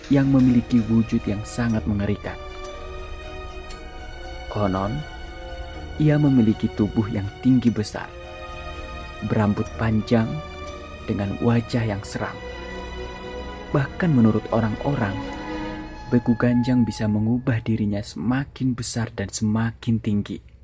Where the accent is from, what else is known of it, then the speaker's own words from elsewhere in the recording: North Sumatra, Indonesia; Aku adalah orang Batak, dan tempat tinggalku sekarang berada di daerah Kaldera Toba.